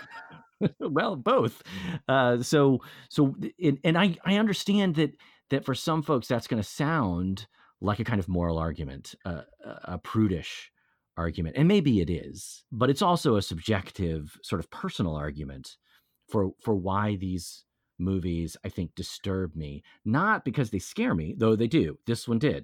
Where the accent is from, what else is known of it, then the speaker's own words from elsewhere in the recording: Texas, United States; I'm from Texas